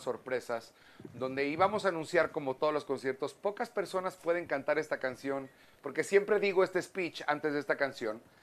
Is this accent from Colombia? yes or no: no; Mexico; como mexicanos